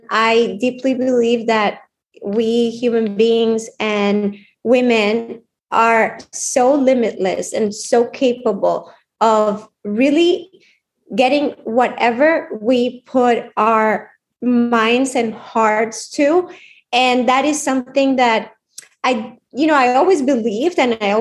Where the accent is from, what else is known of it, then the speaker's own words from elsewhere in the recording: Colombia; now in United States; I grew up in Colombia